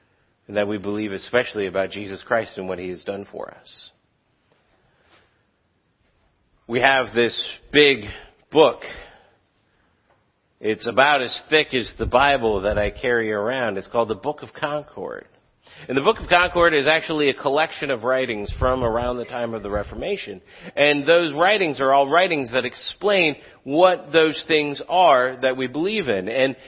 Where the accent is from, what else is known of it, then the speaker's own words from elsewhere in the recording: Philippines; And I grew up answering that question a lot because I grew up in the Philippines where also Lutherans aren't terribly thick.